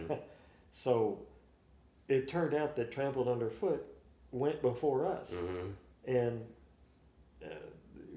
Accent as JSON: {"language": "English", "town": "Kansas City", "region": "Missouri", "country": "United States", "said": "we're all from Kansas City"}